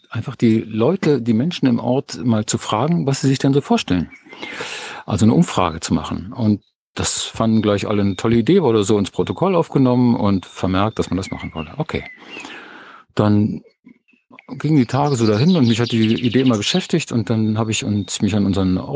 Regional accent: Berlin, Germany; Ich bin eigentlich aus Berlin. Und wir sind hier vor so ungefähr neun Jahren aufs Land rausgezogen, eine kleine Gemeinde.

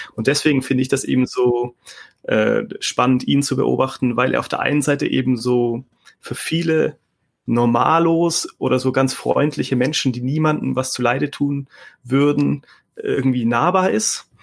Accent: Stuttgart, Baden-Württemberg, Germany; ich komme aus dem Südwesten, also Stuttgart und so ist meine Heimat

